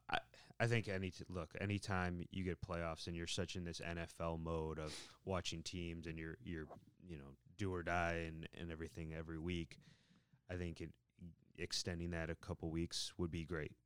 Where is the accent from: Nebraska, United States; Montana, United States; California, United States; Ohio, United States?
Ohio, United States; Cleveland; growing up in Cleveland, we both grew up in Cleveland